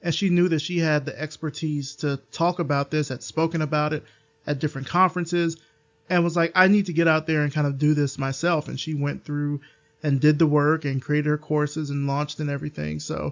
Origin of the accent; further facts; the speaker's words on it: Alabama, United States; I'm from Alabama